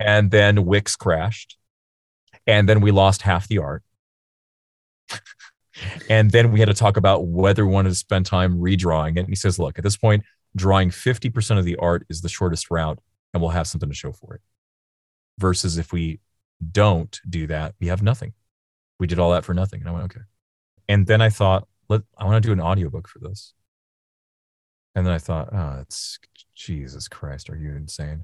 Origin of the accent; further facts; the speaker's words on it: Seattle, Washington, United States; also born or lived in China; now in Los Angeles, United States; I grew up in Seattle